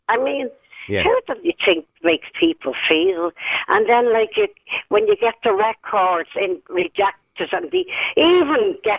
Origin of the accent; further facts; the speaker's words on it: Castle Pollard, Westmeath, Ireland; born there; I was born in Manor House, Castle Pollard, County Westmeath.